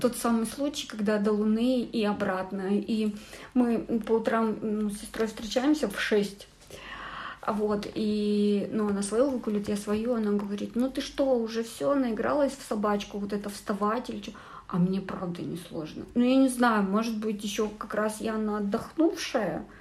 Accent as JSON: {"language": "Russian", "country": "Kazakhstan", "tie": "born or raised there", "moved": "yes", "said": "я много лет не была у себя на родине"}